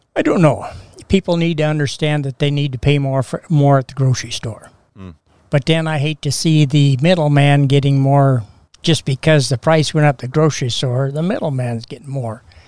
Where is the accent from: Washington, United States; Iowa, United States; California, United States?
Washington, United States; Castle Rock; We had a junior Grange in Castle Rock at the Sunnyside Grange. And my family has been Grange members